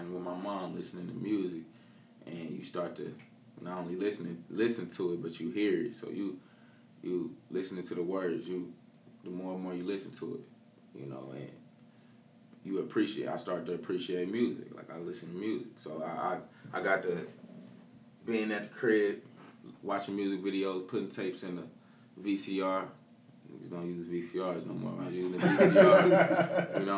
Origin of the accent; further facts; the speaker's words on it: Peoria, Illinois, United States; Born and raised in Peoria